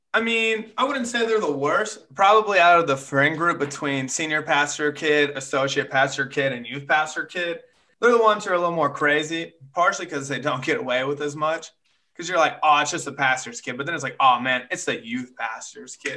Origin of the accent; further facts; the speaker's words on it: Chickasha, Oklahoma, United States; moved away; my dad and mom were youth pastors in Chickasha, Oklahoma for quite a while, grew up there for a little bit